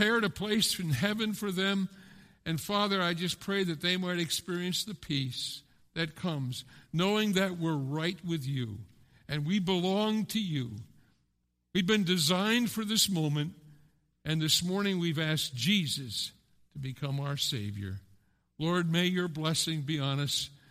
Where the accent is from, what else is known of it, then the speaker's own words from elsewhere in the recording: Pennsylvania, United States; now in Westerlo, United States; I grew up in Pennsylvania